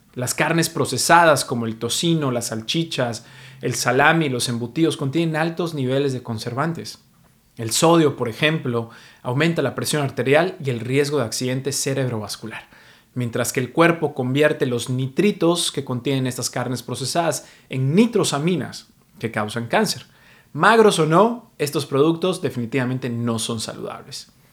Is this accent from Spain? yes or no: no; Mexico; now in New York, United States; soy mexicano, pero vivo en Nueva York